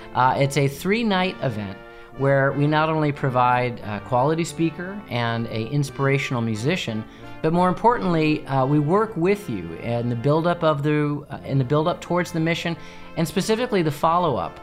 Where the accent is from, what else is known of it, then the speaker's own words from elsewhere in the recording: United States; also born or lived in England; as an American